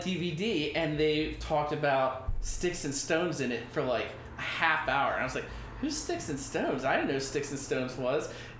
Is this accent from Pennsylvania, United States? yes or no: yes; York, Pennsylvania, United States; I went to West York. I grew up in York.